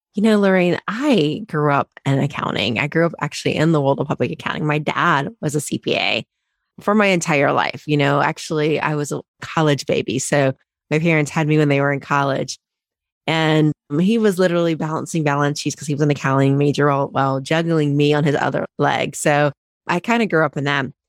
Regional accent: Cincinnati, Ohio, United States; moved away as an adult; also born or lived in Chicago; I didn't grow up in Chicago, I grew up in Ohio, similar to you, in Cincinnati

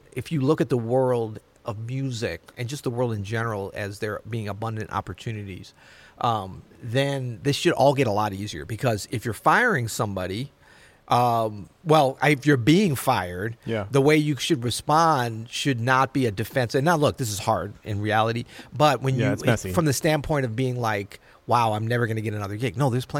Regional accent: Florida, United States; born there; I was born in Florida, man. This is like normal.

